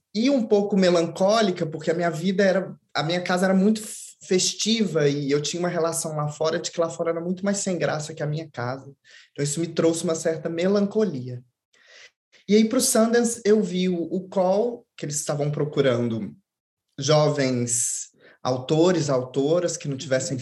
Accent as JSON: {"language": "Portuguese", "town": "Belo Horizonte", "region": "Minas Gerais", "country": "Brazil", "said": "eu sou de Belo Horizonte, uma cidade grande de 4 milhões de habitantes"}